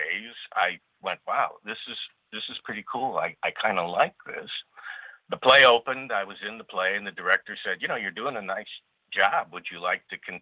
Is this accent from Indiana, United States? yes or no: no; Los Angeles, California, United States; also born or lived in Chicago, Illinois; I grew up in California